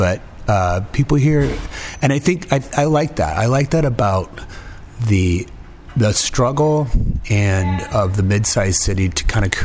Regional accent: Davenport, Iowa, United States; moved away; I don't really have any family living here anymore, but it's still kind of my hometown

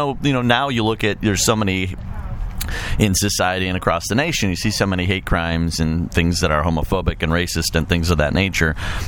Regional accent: Chicago, Illinois, United States; now in Quad Cities, United States; I'm from Chicago

